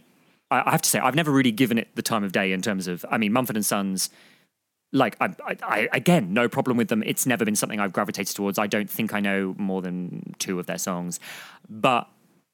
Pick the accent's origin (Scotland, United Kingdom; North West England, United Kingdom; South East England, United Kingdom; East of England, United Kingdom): South East England, United Kingdom; Surrey; one of the bands I was in was this local youth jazz band in my area where I grew up in Surrey.